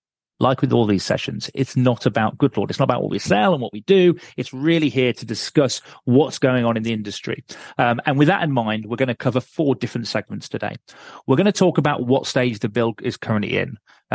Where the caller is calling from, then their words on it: Lincolnshire, East Midlands, United Kingdom; I'm calling in from Lincolnshire, which has just got electricity.